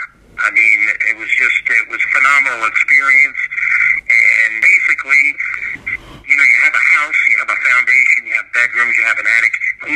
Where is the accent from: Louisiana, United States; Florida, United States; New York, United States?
Florida, United States; St. Petersburg; I started like at a youth center in St. Petersburg, Florida, where I'm from